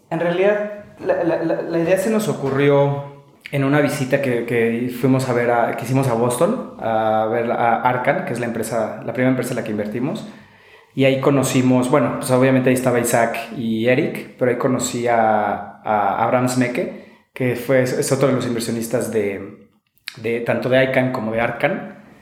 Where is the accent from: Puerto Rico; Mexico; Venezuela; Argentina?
Mexico; como mexicano